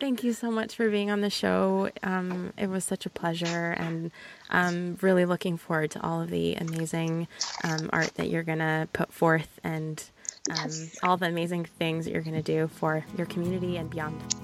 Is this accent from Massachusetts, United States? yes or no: no; Southern California, United States; I'm from Southern California